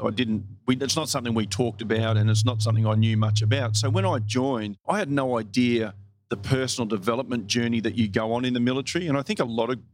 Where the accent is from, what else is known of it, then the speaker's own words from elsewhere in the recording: Australia; very patriotic as an Australian